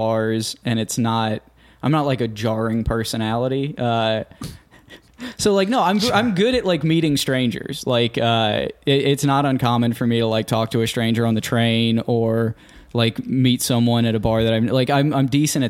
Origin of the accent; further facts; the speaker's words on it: Cincinnati, Ohio, United States; I'm from Cincinnati, so the closest team to me was the Pacers